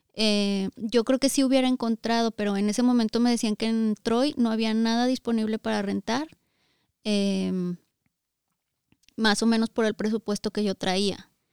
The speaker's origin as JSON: {"language": "Spanish", "region": "Zacatecas", "country": "Mexico", "also_born_or_lived": "Aguascalientes", "moved": "as an adult", "said": "Nosotros somos de Zacatecas, pero ya teníamos seis años viviendo en Aguascalientes antes de venirnos aquí"}